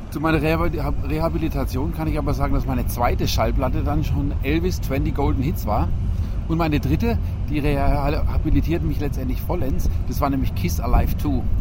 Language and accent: German; Coburg, Bavaria, Germany; Also seit meiner Geburt quasi komme ich aus Coburg.